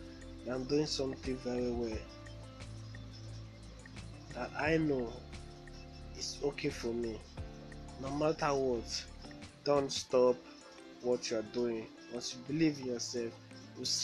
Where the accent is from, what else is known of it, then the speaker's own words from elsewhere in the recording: Benin City, Edo, Nigeria; I'm from Nigeria, from Benin City.